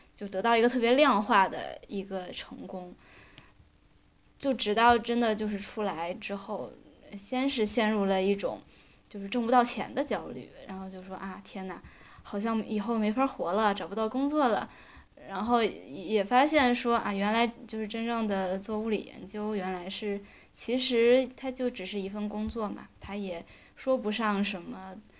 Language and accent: Chinese; China; moved away as an adult; now in Switzerland; 我们作为中国人